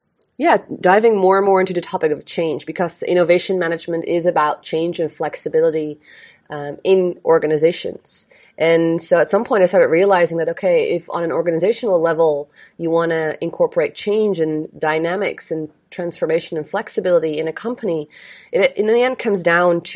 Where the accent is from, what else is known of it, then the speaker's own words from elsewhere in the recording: Eindhoven, North Brabant, Netherlands; moved away as an adult; also born or lived in United States; now in Bali, Indonesia; I'm born and raised in Eindhoven, the Netherlands.